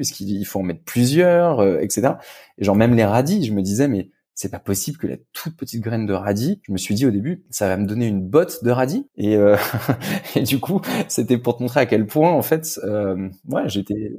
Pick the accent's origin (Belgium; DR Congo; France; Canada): France; now in Germany; en tant que bon français